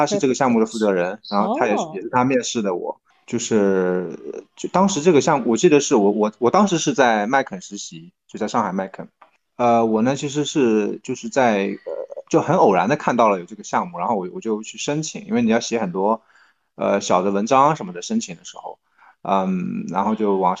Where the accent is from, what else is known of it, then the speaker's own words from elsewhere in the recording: Tongxiang, Zhejiang, China; moved away as an adult; also born or lived in Jilin / Beijing; 我我现在在浙江桐乡下面的一个村啊